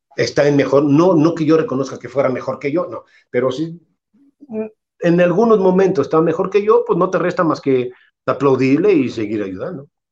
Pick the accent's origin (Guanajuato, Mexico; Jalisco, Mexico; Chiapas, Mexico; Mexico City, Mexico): Guanajuato, Mexico; Irapuato; Irapuato, que es mi pueblo